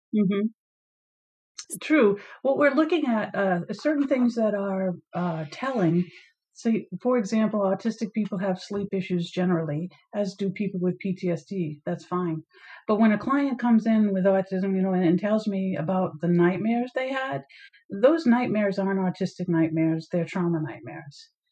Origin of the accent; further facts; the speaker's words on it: Maine, United States; came back to my home state of Maine